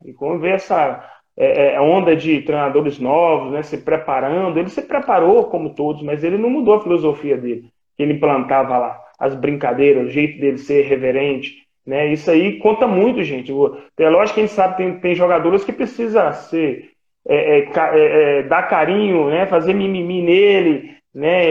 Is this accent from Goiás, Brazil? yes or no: no; Ipatinga, Minas Gerais, Brazil; moved away; also born or lived in Nova Venécia, Espírito Santo; eu sou de Nova Venécia, Espírito Santo, mas fui criado em Ipatinga